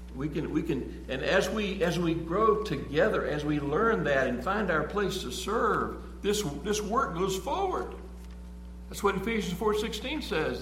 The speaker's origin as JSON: {"language": "English", "country": "United States", "said": "we're American."}